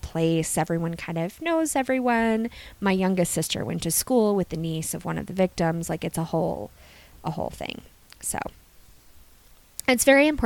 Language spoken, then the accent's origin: English; Gloucester, Virginia, United States; now in Twin Cities, United States; I grew up in Gloucester, Virginia. I lived there my whole life